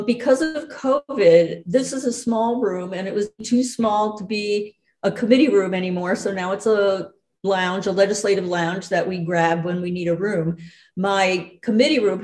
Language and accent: English; New York City, New York, United States; moved away as an adult; now in Vermont, United States; I grew up in Manhattan